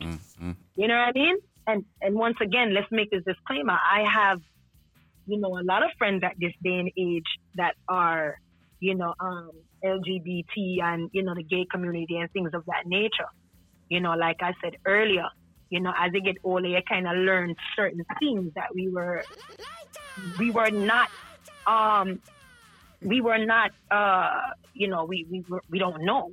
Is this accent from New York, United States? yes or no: yes; New York City, New York, United States; I'm from Brooklyn